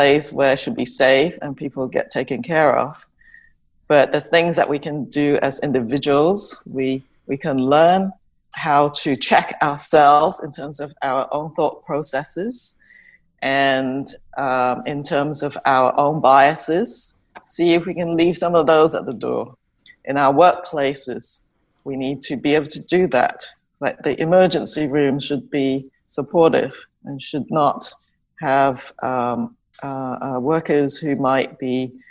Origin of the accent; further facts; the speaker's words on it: England, United Kingdom; moved away as an adult; also born or lived in Hong Kong; now in Canada; I grew up in England, and I was born in Hong Kong, and I came to Canada after I finished medical school and my internship